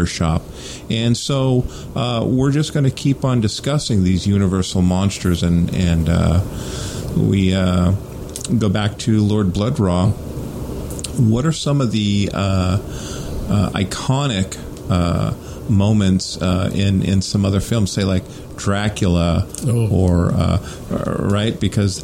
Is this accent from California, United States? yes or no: yes; San Francisco Bay Area, California, United States; Growing up in the Bay Area, Bob Wilkins on Creature Features